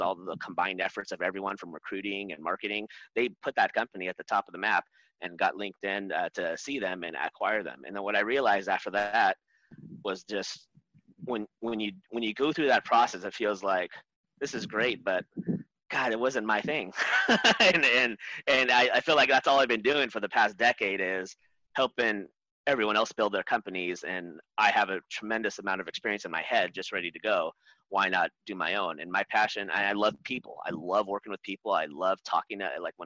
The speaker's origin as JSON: {"language": "English", "area": "Orange County", "region": "California", "country": "United States", "tie": "born or raised there", "said": "I was born here in Southern California, but I was raised in Orange County"}